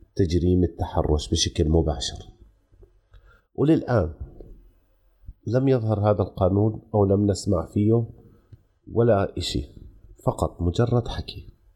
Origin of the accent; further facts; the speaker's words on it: Jordan; عندنا في الاردن